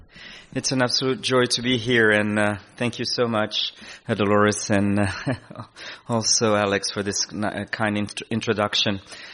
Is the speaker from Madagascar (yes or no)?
yes; Madagascar; moved away; We come indeed from Madagascar, which is an island from the in the southeast of Africa. And we came here as a family.